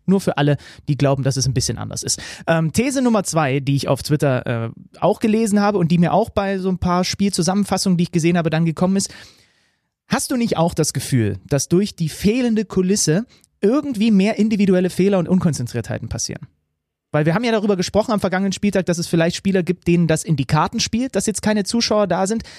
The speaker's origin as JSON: {"language": "German", "town": "Zwickau", "region": "Saxony", "country": "Germany", "tie": "born or raised there", "said": "Ich bin gebürtiger Zwickauer."}